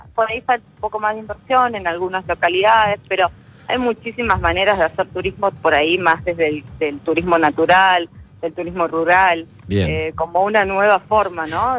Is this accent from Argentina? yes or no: yes; Argentina